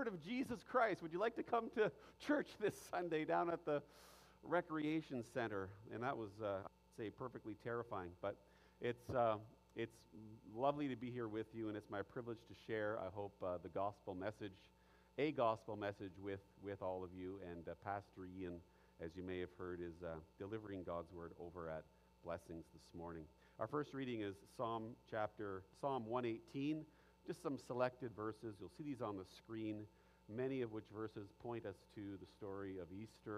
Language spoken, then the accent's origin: English; Ottawa, Ontario, Canada; I grew up in Ottawa